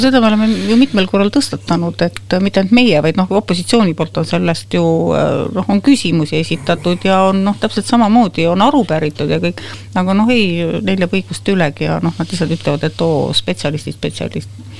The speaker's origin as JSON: {"language": "Estonian", "region": "Võru County", "country": "Estonia", "moved": "yes", "said": "mina ei ole ju Tallinna laps või Tallinnas sündinud ja kasvanud, et mina olen kaugelt Võrumaalt"}